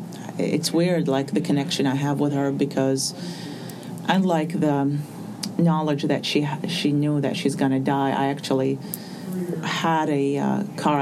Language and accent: English; Baghdad, Baghdad Governorate, Iraq; moved away as an adult; now in United States; I was born in Baghdad in 1976, and I grew up among a generation of what's called war artists, because since I was born until the moment I left Iraq in 2006